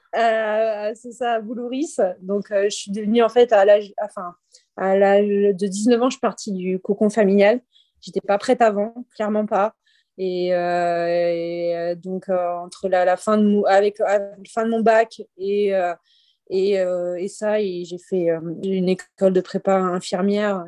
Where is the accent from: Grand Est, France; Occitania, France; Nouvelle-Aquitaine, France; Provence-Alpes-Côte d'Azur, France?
Nouvelle-Aquitaine, France; Libourne; moi, je suis de Bordeaux, de base, euh, Bordeaux, de Libourne, plus précisément